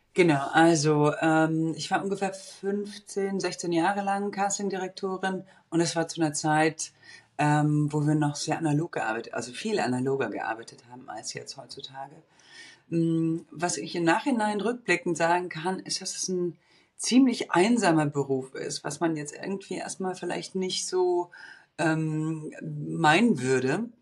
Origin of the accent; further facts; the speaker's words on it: Bulgaria; moved away; also born or lived in Munich, Germany; Ich bin, wie gesagt, im Osten aufgewachsen, in Bulgarien geboren